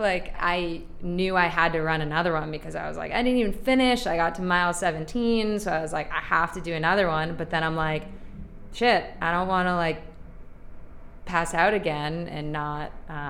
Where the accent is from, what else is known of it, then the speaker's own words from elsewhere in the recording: Boston, Massachusetts, United States; because I'm from Boston.